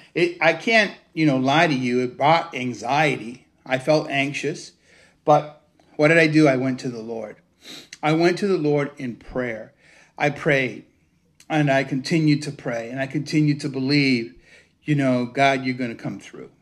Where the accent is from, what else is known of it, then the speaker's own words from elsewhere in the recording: Cuba; also born or lived in United States; now in Connecticut, United States; I wasn't born in the United States, I was born in Cuba